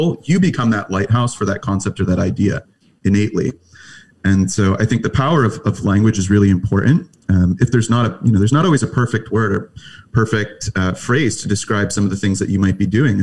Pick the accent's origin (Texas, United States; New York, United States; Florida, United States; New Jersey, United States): New Jersey, United States; I grew up in New Jersey